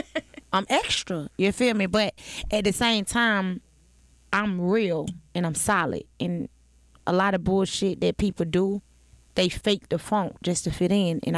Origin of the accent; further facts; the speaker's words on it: Atlanta, Georgia, United States; I'm from the South Side, Cleveland Avenue bound.